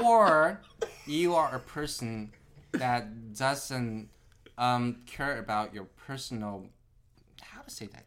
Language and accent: English; Nanjing, Jiangsu, China; moved away as an adult; also born or lived in Shanghai, China / Japan / Tokyo, Japan; now in California, United States; I was born in Shanghai, but I was raised in Nanjing. So uh, I, I stayed most of my time in Nanjing.